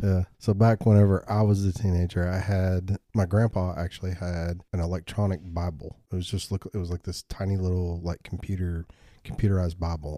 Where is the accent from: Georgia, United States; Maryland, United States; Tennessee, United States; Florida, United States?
Tennessee, United States; Bell Buckle; I grew up out in Bell Buckle